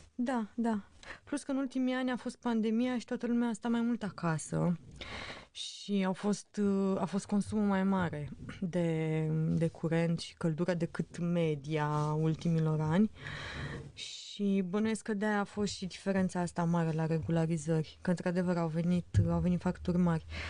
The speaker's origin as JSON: {"language": "Romanian", "country": "Romania"}